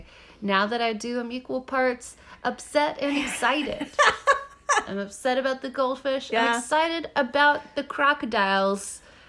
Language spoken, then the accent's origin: English; Texas, United States; now in New York, United States; I'm from Texas